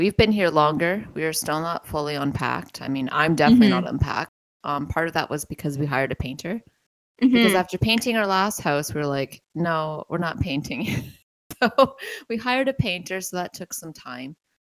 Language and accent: English; Ontario, Canada; No, in Ontario. We're from Ontario.